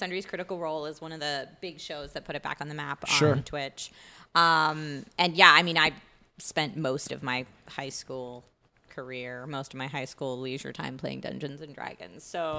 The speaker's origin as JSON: {"language": "English", "town": "Philadelphia", "region": "Pennsylvania", "country": "United States", "accent": "Philadelphia", "said": "Originally from Philadelphia, and I had a similar experience when I went to theater school. That they were like, \"Hey, unless you only ever want to play characters from Philly, we're gonna beat this accent out of you.\""}